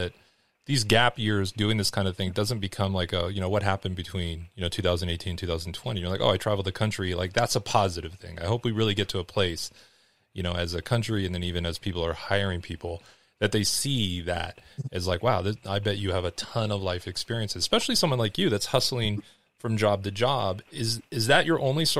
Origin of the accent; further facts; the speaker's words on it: Los Angeles, California, United States; I grew up in Los Angeles